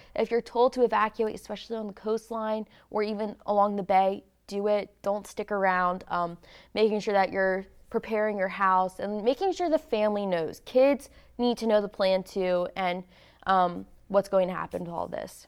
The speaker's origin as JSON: {"language": "English", "region": "Florida", "country": "United States", "tie": "born or raised there", "also_born_or_lived": "New Jersey", "moved": "yes", "said": "that tropical weather that I grew up with in Florida"}